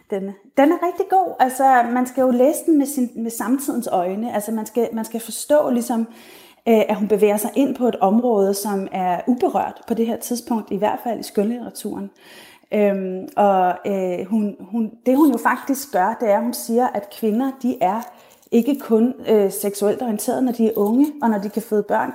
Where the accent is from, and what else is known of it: Denmark